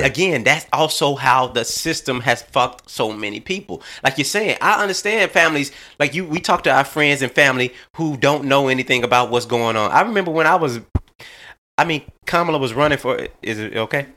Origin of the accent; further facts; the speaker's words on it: Little Rock, Arkansas, United States; I'm from Little Rock, Arkansas